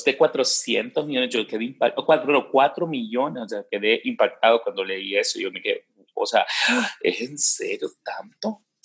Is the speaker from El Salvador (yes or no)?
yes; El Salvador; era nuestro orgullo como salvadoreños